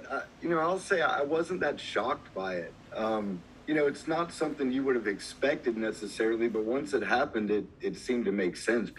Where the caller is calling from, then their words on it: Georgia, United States; I'm about an hour north of Atlanta in the base of the Blue Ridge Mountains.